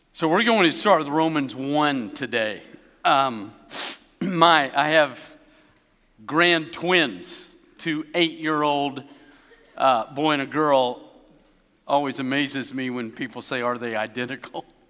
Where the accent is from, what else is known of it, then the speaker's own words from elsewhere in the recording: Tennessee, United States; moved away; also born or lived in Alabama; I was born in Tennessee.